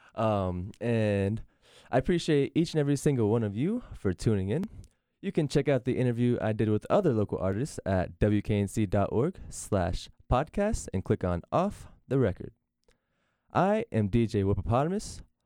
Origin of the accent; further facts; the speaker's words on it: Norfolk, Virginia, United States; moved away as an adult; now in Raleigh, United States; moving back to my hometown of Norfolk, Virginia